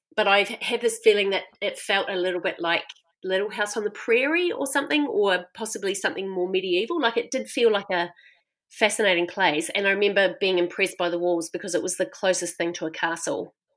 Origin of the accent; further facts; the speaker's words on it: Christchurch, Canterbury, New Zealand; moved away as an adult; I grew up in Christchurch in a very white city